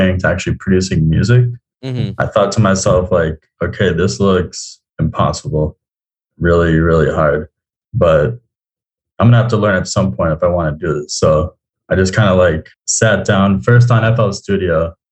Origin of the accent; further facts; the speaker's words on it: South Florida, United States; also born or lived in Tallahassee; I am originally from South Florida, but I went to school in Tallahassee